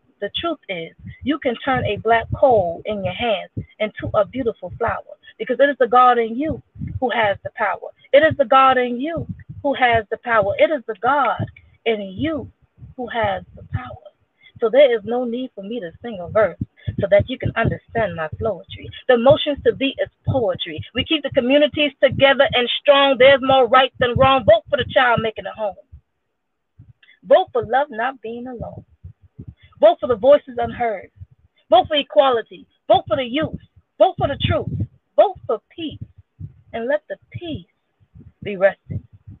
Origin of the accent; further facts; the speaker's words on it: Germany; born there; So I was born in Germany, but my family's from Trinidad. Not Trinidad and Tobago, but Trinidad, Puerto Rico.